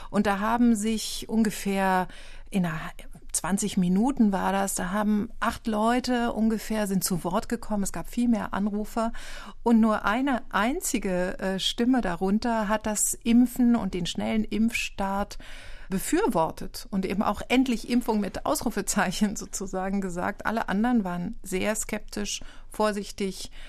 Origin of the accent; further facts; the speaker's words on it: East Germany, Germany; Ich bin wahrscheinlich geprägt von der DDR, wo ich aufgewachsen bin und wo es selbstverständlich war, dass alle geimpft wurden.